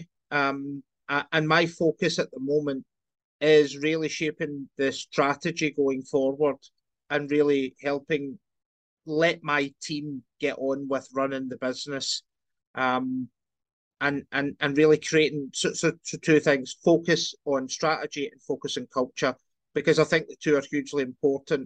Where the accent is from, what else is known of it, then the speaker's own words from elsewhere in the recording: Scotland, United Kingdom; also born or lived in London; I grew up in Scotland, done the student bit